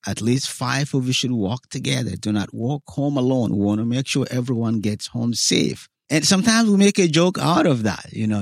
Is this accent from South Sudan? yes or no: yes; South Sudan; moved away as an adult; also born or lived in Cairo, Egypt; now in United States; I came from Sudan, from the part that happened to be South Sudan now.